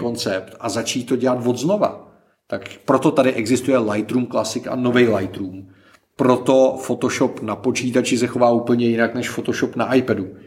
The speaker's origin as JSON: {"language": "Czech", "country": "Czechia", "said": "my jsme jako Češi"}